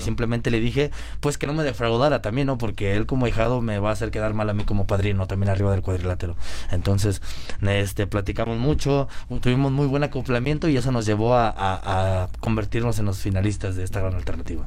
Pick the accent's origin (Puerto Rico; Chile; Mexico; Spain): Mexico; now in Mexico City, Mexico; Aquí los mexicanos pues, somos diferentes